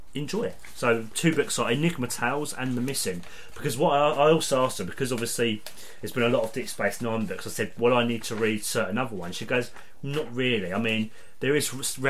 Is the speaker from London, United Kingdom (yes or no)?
no; Essex, East of England, United Kingdom; I come from Essex, all the way from Essex.